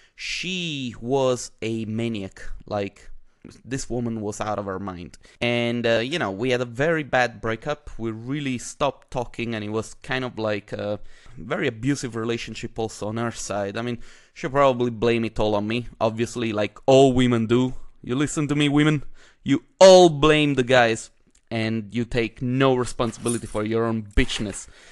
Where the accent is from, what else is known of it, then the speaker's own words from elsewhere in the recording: Italy; now in Vienna, Austria; I am Italian myself